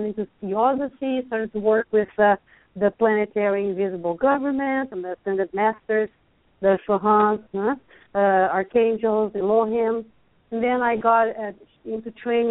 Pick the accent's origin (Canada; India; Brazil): Brazil; English is a second language; moved away as an adult; also born or lived in Hawaii, United States; now in Lawrence, United States; I'm Brazilian. You all can tell that I have an accent. But anyway, I'm from Brazil